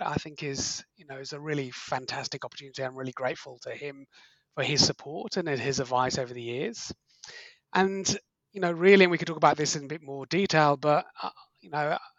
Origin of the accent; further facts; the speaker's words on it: Liverpool, North West England, United Kingdom; moved away as an adult; also born or lived in Manchester; now in Australia; I grew up in Liverpool in the UK, went to study medicine at Manchester University in the UK.